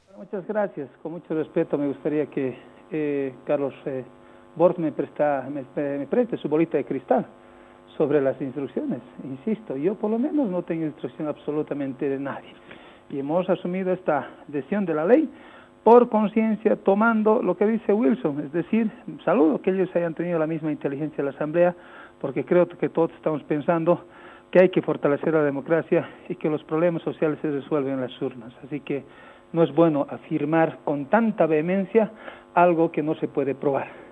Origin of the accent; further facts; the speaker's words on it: Bolivia; que somos bolivianos